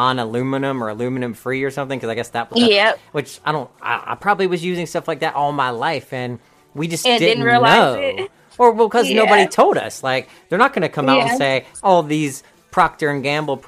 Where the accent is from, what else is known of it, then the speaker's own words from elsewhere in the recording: the South, United States; I'm from the South